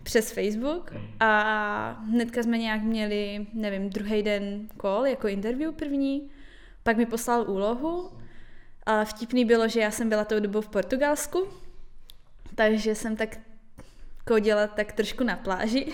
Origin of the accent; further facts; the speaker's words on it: Karviná, Moravian-Silesian Region, Czechia; moved away; jsem z Karviné